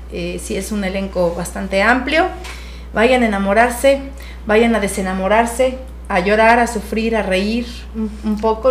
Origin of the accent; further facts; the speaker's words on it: Jalisco, Mexico; todo el demás elenco somos de Jalisco